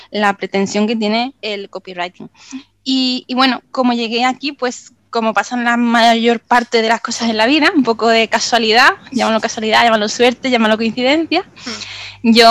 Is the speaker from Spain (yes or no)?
yes; Málaga, Andalusia, Spain; now in Benalmádena, Spain; yo soy de Málaga, de Málaga mm. capital. Ahora vivo en Benalmádena, que bueno, es un pueblecito